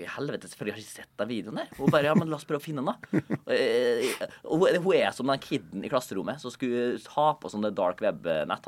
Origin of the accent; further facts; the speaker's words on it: Molde, Møre og Romsdal, Norway; moved away; Jeg var hjemme i Molde og Eide